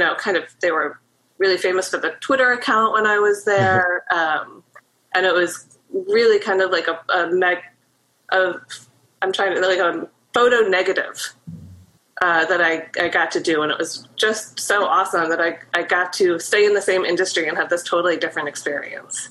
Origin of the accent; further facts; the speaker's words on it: Maryland, United States; moved away as an adult; also born or lived in New York; now in Baltimore, United States; I grew up in Maryland, and I graduated from the University of Maryland.